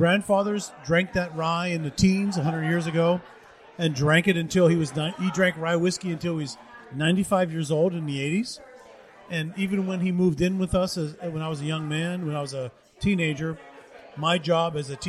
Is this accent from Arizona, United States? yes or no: no; Monessen, Pennsylvania, United States; moved away; I am a Western PA guy. I grew up in the Mon Valley out in Monessen, PA.